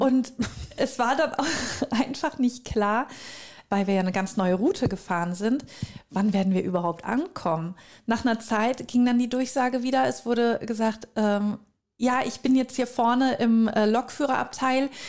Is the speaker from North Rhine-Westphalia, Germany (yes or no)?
yes; North Rhine-Westphalia, Germany; bei uns in Südwestfalen